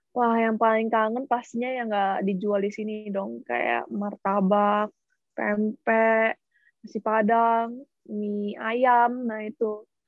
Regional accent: Bandar Lampung, Lampung, Indonesia; moved away as an adult; now in Shanghai, China; asalnya dari Bandar Lampung

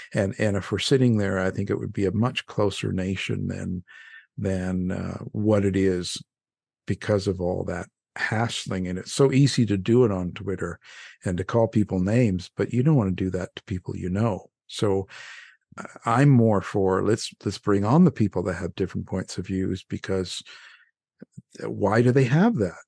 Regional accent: Canada; now in United States; I'm a Canadian boy

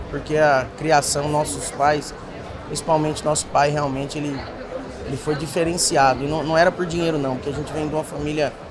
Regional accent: São Paulo, Brazil; also born or lived in Presidente Prudente; Eu fui criado Só, aqui em São Paulo.

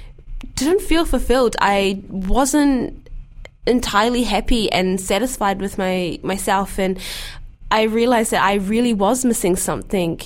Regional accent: New Zealand; a black Muslim girl growing up in New Zealand

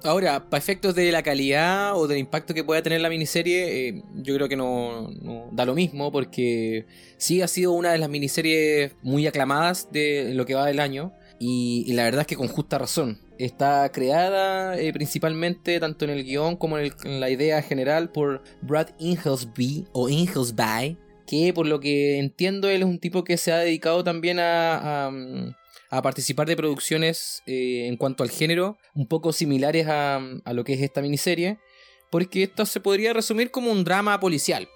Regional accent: Chile; como buen chileno

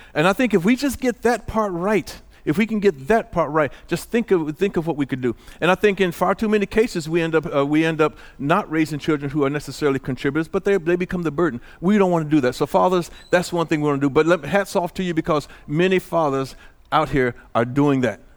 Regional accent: Illinois, United States; moved away; also born or lived in Santa Ana; I left home from in Illinois

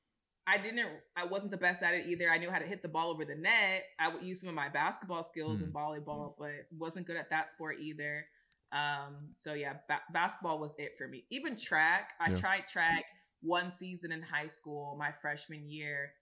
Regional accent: East Palo Alto, California, United States; my dad was a Pop Warner football coach in the small town I'm from, East Palo Alto

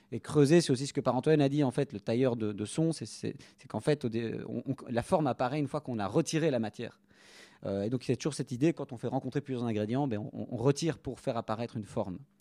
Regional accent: Brussels, Brussels-Capital Region, Belgium; Je suis bruxellois, natif bruxellois

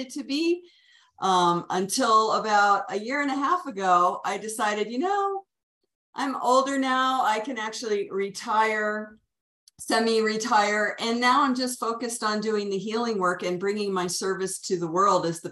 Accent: Washington, District of Columbia, United States; also born or lived in Virginia / Colorado; now in Santa Fe, United States; I'm originally from the Washington, D.C. metro area. I lived there for first third of my life.

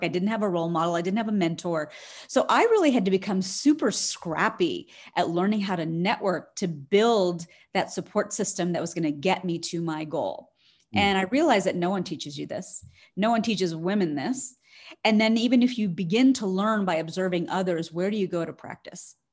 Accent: Harrisburg, Pennsylvania, United States; born or raised there

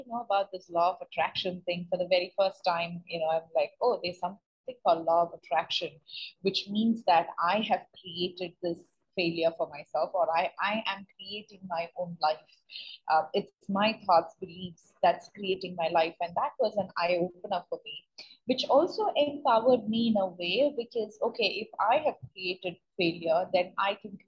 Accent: India; moved away as an adult; also born or lived in United States; I'm born and brought up in India, but I went to US for my master's degree

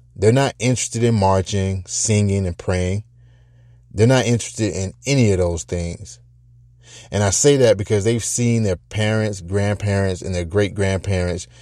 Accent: United States; as an American, or as Americans

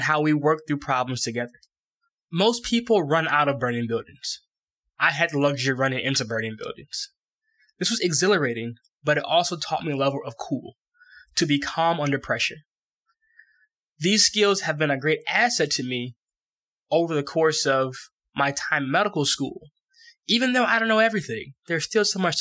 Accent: Lathrup Village, Michigan, United States; my hometown of Lathrop Village, Michigan, right outside of Detroit, Michigan

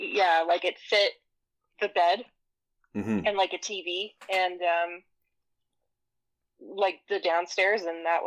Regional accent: Kanab, Utah, United States; also born or lived in Arizona; I was born in Arizona, and I lived for like the first year of my life in Arizona, and then we packed up and moved to Kanab

